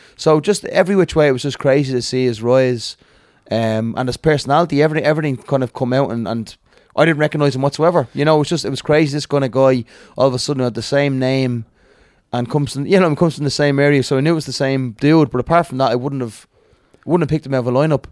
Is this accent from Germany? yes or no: no; Dublin, Leinster, Ireland; I'm from Crumlin, but I actually boxed him out in Tallinn all my childhood